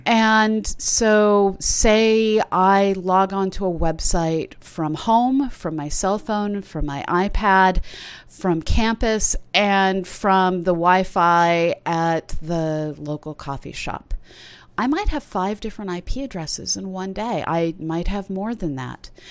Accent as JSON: {"language": "English", "country": "United States", "said": "I'm an American who often thinks about leaving"}